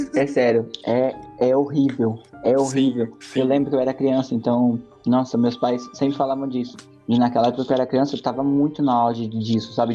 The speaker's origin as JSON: {"language": "Portuguese", "country": "Brazil", "said": "sou brasileiro"}